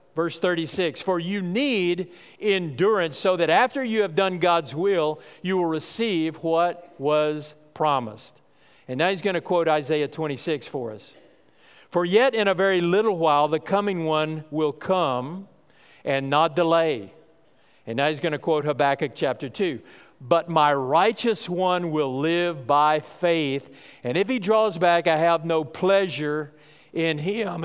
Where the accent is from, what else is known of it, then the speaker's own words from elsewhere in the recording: North Texas, United States; I grew up in North Texas